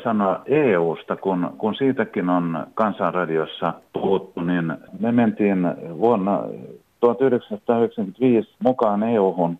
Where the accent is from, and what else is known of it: Finland